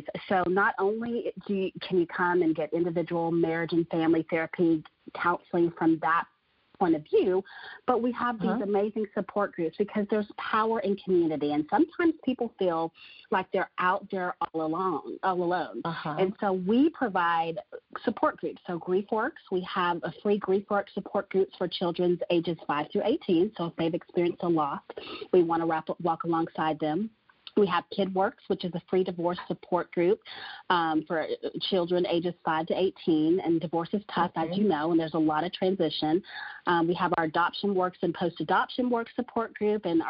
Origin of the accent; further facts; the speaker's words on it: Texas, United States; also born or lived in Florida; I was born, of course, in Florida, but I grew up in Texas, so I call Texas my home